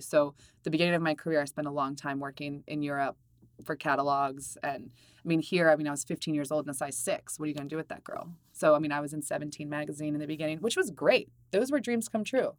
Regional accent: Maryland, United States; I'm from Maryland

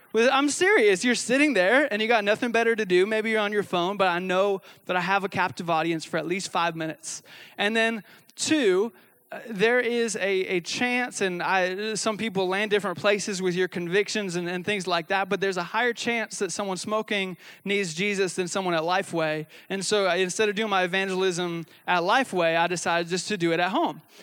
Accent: the Northwest, Pacific Northwest, United States; I come from the Northwest where we actually, like, eat legalistic people for dinner.

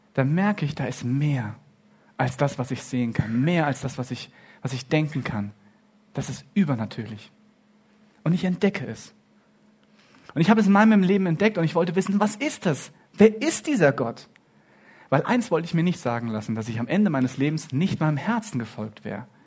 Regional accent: Germany; ich bin in Deutschland aufgewachsen

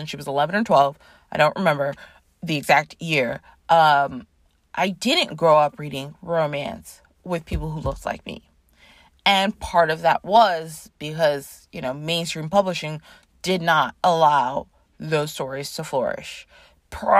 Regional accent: Toronto, Ontario, Canada; I grew up in Toronto, Canada

